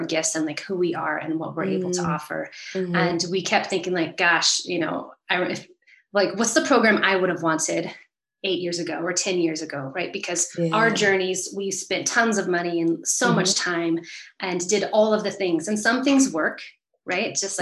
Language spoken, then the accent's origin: English; Northern California, United States; I grew up in California, mm-hmm. where I still live, and I was the middle child of four. And so we lived in this really beautiful place in Northern California